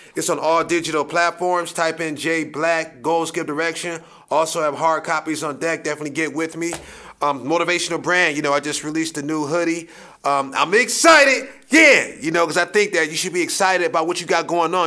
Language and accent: English; Akron, Ohio, United States